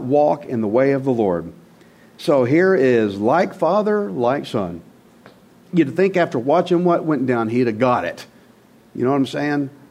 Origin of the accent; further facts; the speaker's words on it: United States; as an American